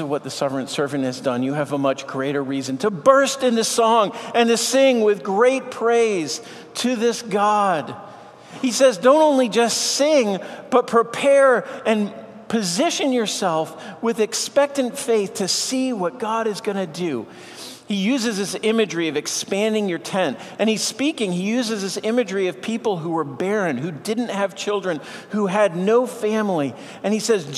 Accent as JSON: {"language": "English", "town": "Boston", "region": "Massachusetts", "country": "United States", "tie": "born or raised there", "said": "I grew up in Boston, so I'm a Red Sox fan."}